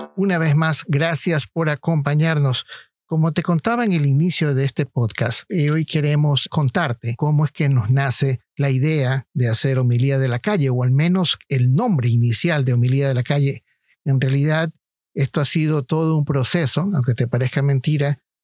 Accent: Ecuador; moved away

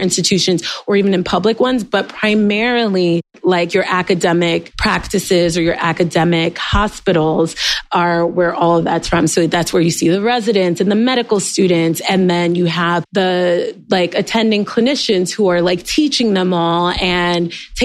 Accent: New York City, New York, United States; also born or lived in Fort Drum, New York / Walter Reed; I am born and raised in New York, but left for college, came back

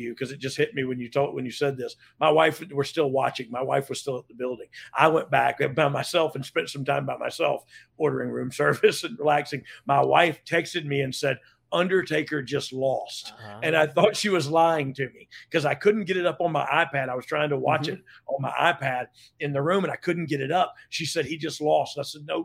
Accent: Pensacola, Florida, United States; I'm from Pensacola

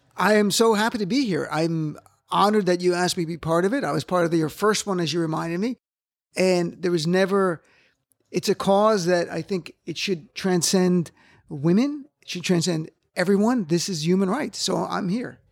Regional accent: New Jersey, United States; I'm from Jersey, and we're Jersey liberal

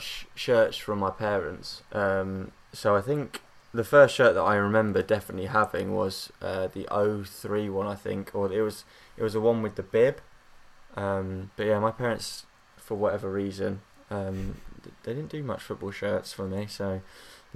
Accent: Hertfordshire, East of England, United Kingdom; moved away as an adult; also born or lived in London; now in Manchester, United Kingdom; I was born in London, then I moved to Hertfordshire

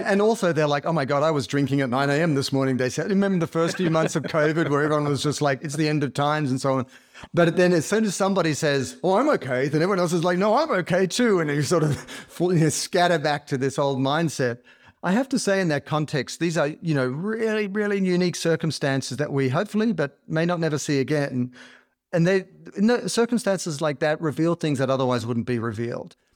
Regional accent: Australia; I grew up in Australia

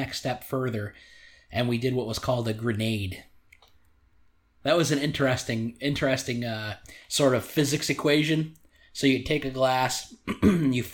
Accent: United States; We are American

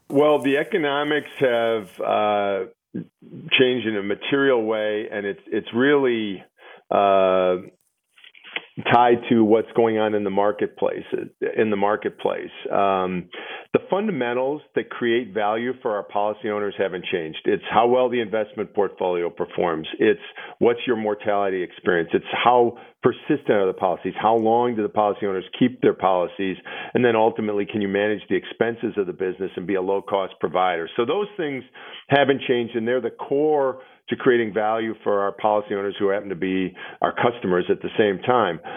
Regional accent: Milwaukee, Wisconsin, United States; my hometown of Milwaukee

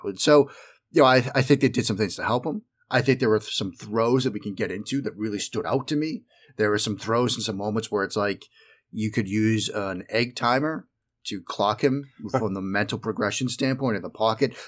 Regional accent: outside of Boston, Massachusetts, United States; moved away; I grew up in the Northeast. I grew up living outside of Boston.

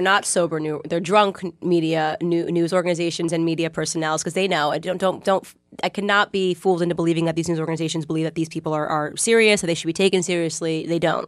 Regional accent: Connecticut, United States; moved away; I grew up in Connecticut

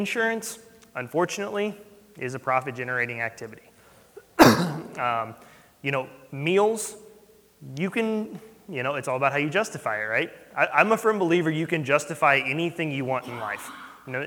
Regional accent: St. Louis, Missouri, United States; We're from St. Louis

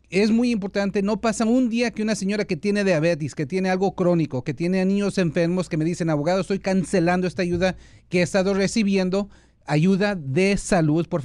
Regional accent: El Salvador; es el salvadoreño que yo soy de Zulutambo.

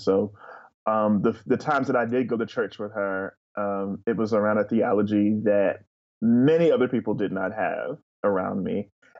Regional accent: Asbury Park, New Jersey, United States; also born or lived in North Carolina / Montana; I grew up in Asbury Park, New Jersey. My parents are from there.

